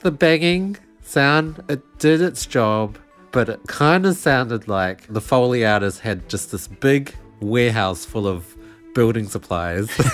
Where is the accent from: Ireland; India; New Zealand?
New Zealand